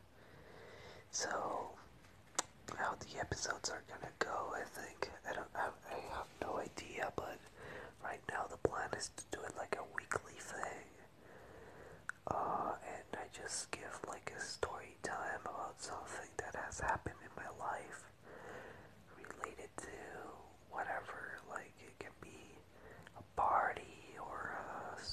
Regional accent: Venezuela; English is a second language; moved away as an adult; now in Madrid, Spain; I moved here from Venezuela. I lived there my whole life. I was born there.

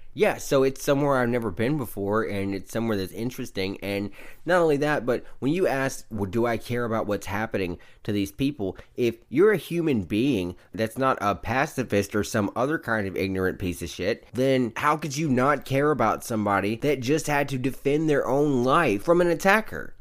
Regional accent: the South, United States; I'm from the South

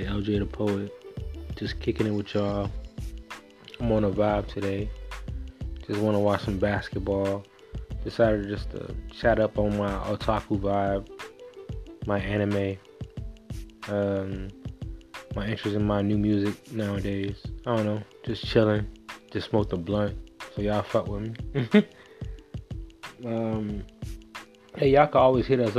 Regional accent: Miami, Florida, United States; now in Canada; I'm up here in Canada. I'm from Miami

